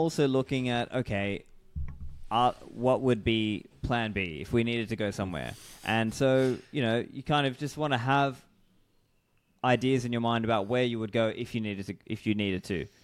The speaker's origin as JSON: {"language": "English", "country": "Australia", "moved": "as an adult"}